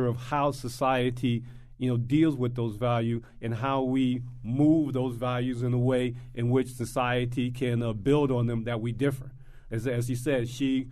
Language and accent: English; Chicago, Illinois, United States; I grew up in Chicago